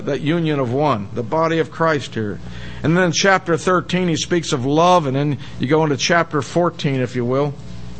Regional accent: Pittsburgh, Pennsylvania, United States; I grew up in Pittsburgh

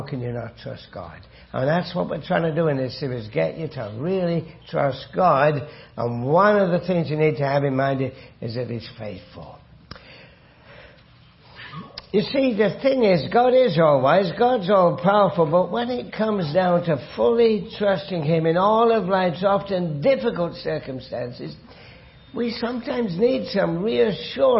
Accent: Hamilton, Ontario, Canada; I'm from Hamilton, a long way away from... Kitchener.

